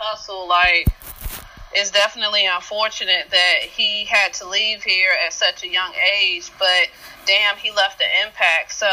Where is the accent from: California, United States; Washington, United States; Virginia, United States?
Virginia, United States; South Boston; moved away as an adult; it was just a way to explore beyond South Boston